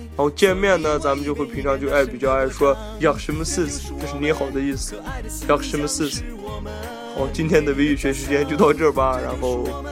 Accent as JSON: {"language": "Chinese", "region": "Xinjiang", "country": "China", "also_born_or_lived": "inland China", "accent": "Xinjiang accent", "moved": "yes", "said": "我口音还是比较明显能带着新疆口音的"}